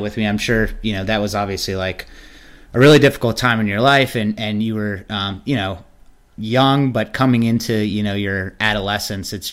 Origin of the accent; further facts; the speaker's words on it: Maryland, United States; I grew up in Maryland